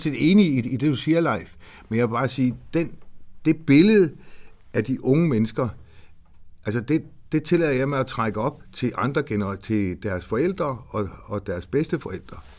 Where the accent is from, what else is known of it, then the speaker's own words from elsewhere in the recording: Horsens, Central Denmark Region, Denmark; Jeg er født i Horsens. Jeg er østjyde.